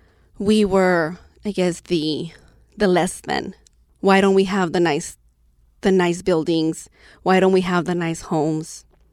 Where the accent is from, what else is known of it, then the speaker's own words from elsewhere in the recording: Lynwood, California, United States; What's it like? Oh, it's a very small city, black and brown folks only. If you see a white person, you have to ask, what are they doing here?